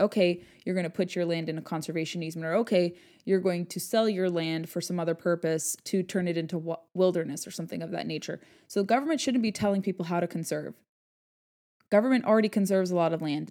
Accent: Southern California, United States; I grew up in Southern California

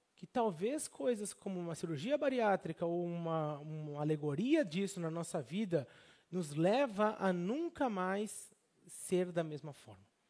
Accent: Brazil; moved away as an adult; eu era brasileiro

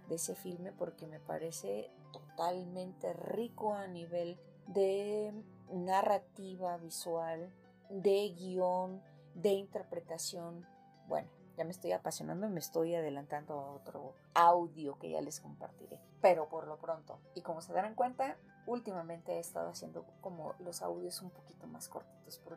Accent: Mexico; somos mexicanos chingones.

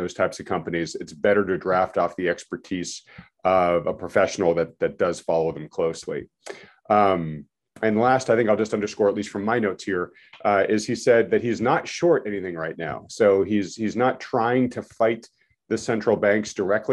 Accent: New England, United States; We're all from New England

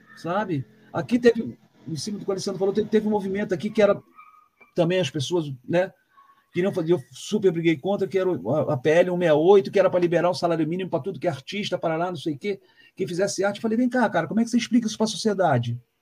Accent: Rio de Janeiro, Brazil; moved away as an adult; now in Curitiba, Brazil; como eu venho do Rio

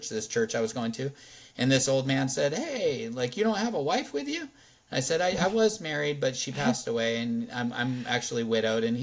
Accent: California, United States; we came from California and had all these crazy COVID lockdowns and all this stuff

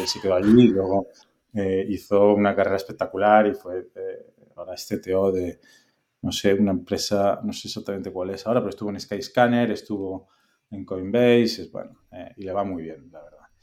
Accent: Bueu, Galicia, Spain; moved away as an adult; also born or lived in A Coruña / Lyon / Madrid; yo soy eh, gallego, nacido en Coruña, pero criado en las Rías Baixas, en Bueu

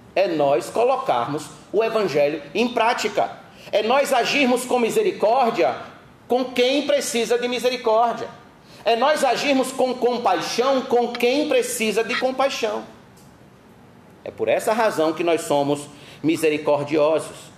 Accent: Brazil; nós brasileiros, nós somos acostumados a receber

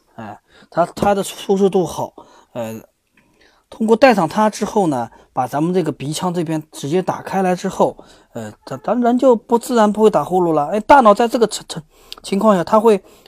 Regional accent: China; 咱们中国

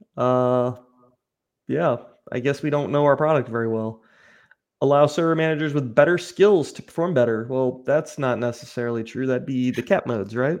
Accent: United States; I'm American

